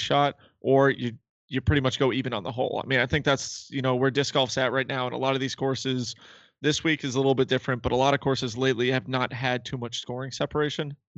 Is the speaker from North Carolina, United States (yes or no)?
no; Massachusetts, United States; We're from Massachusetts. We're fast talkers.